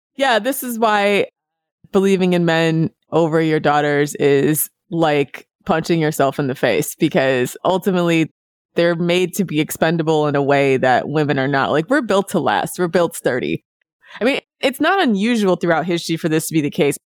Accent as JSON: {"language": "English", "country": "United States", "said": "as an American"}